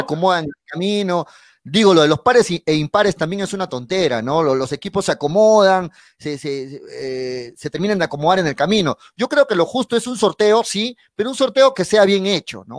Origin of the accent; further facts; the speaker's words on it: Arequipa, Peru; soy arequipeño